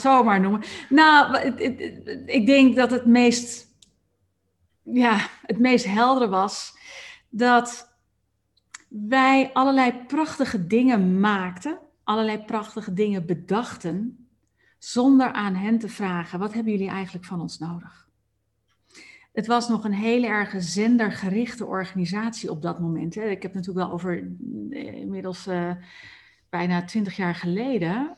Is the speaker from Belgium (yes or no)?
no; Amsterdam, North Holland, Netherlands; moved away; ik kom nou notabene uit Amsterdam oorsprong, daar ben ik opgegroeid